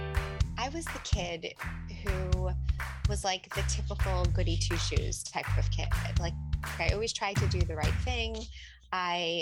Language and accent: English; Lakewood, New Jersey, United States; I grew up in Lakewood, actually, and the Lakewood that doesn't exist anymore